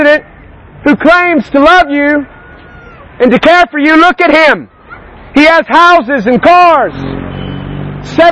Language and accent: English; United States; I come from the United States